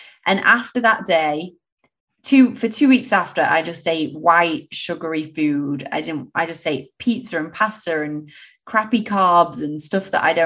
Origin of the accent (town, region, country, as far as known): England, United Kingdom; born or raised there; moved away as an adult